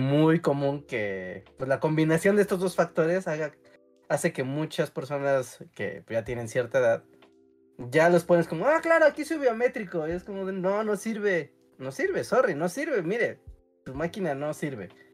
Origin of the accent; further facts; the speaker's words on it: Mexico City, Mexico; Como muy chilangos nosotros